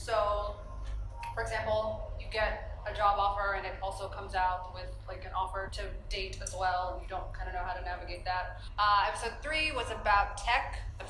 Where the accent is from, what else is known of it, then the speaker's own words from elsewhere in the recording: Washington, District of Columbia, United States; moved away as an adult; now in Kenya; I'm Ethiopian American, raised in the DC area, like many other Ethiopians as well.